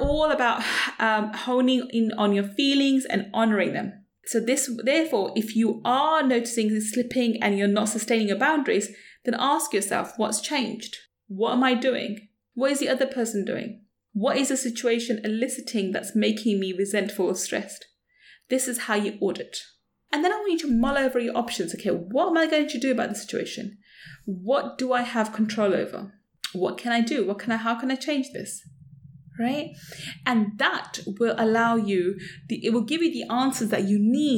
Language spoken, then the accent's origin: English; London, United Kingdom; as a brown Asian woman growing up in London, as a child